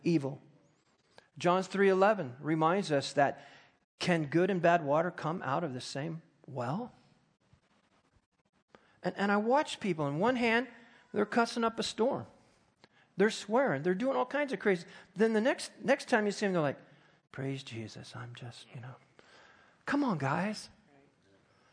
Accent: United States; I'm an American

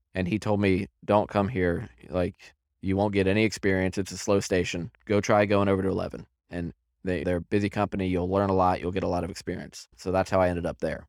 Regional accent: Centreville, Virginia, United States; I was born and raised in Center Row, Virginia in nineteen eighty-three.

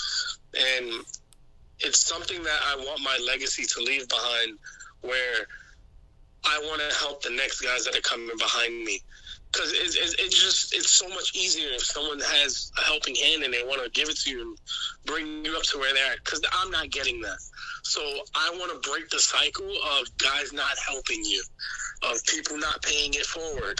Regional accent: New York City, New York, United States; I'm from New York City

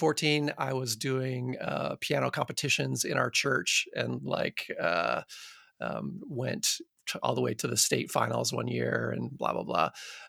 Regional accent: Midland, Michigan, United States; born there; So I was born in Midland, Michigan, which is a town in Michigan that was put there by Dow Chemical Company, basically.

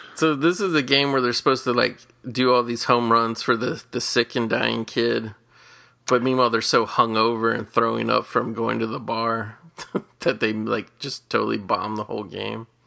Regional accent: Cincinnati, Ohio, United States; my hometown Cincinnati

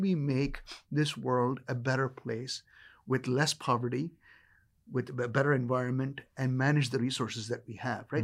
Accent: India; As an Indian child growing up

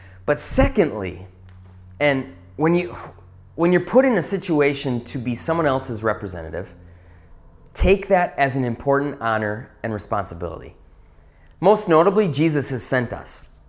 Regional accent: Wisconsin, United States; Now, growing up in the North Woods of Wisconsin, there's one thing that we do well.

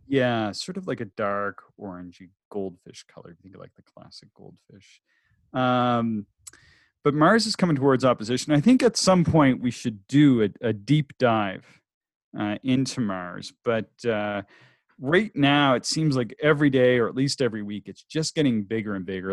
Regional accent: the Maritimes, Canada; I'm from the Maritimes and it's cloudy there much of the time

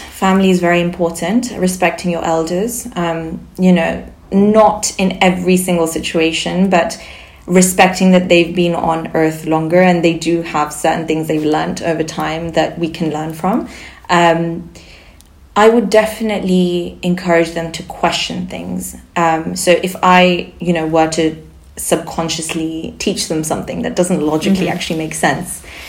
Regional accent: Barcelona, Catalonia, Spain; first language Sindhi; English is a second language; moved away; I grew up in Barcelona, yeah.

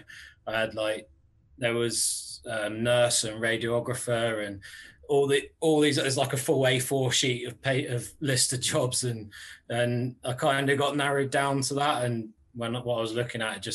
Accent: Cornwall, South West England, United Kingdom; also born or lived in Aldershot; I actually still live in the same village I grew up, so like right down here in Cornwall.

